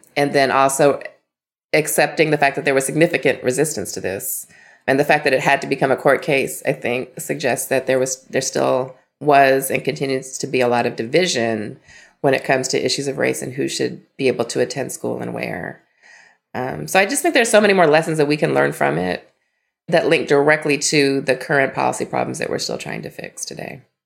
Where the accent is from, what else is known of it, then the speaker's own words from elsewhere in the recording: Las Vegas, Nevada, United States; moved away; Las Vegas, Nevada. So I'm a proud product of the Clark County School District